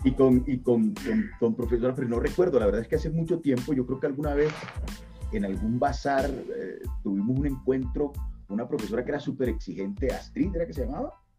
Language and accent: Spanish; La Guajira, Colombia; soy de La Guajira, Colombia.